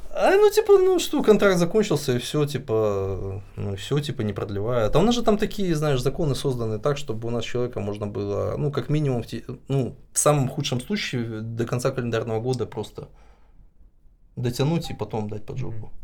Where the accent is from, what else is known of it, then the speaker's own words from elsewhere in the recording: Belarus; moved away as an adult; У нас вообще, ну, я считаю, что белорусы очень миролюбивая нация